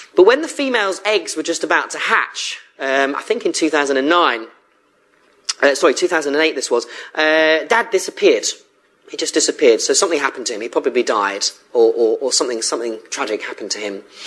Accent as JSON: {"language": "English", "area": "Surrey", "region": "South East England", "country": "United Kingdom", "moved": "as an adult", "lives_now": "Bristol, United Kingdom", "said": "I came to Bristol originally in 1998 as a student, and I came from Surrey"}